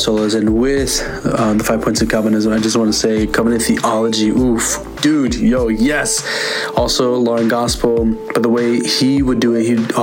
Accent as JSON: {"language": "English", "town": "New York City", "region": "New York", "country": "United States", "said": "I'm from New York City"}